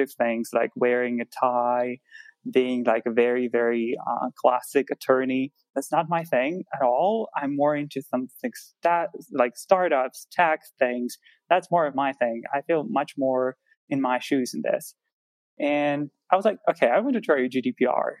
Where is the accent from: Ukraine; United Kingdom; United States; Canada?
Ukraine; I'm from Ukraine, and I study at Ukrainian Catholic University Law School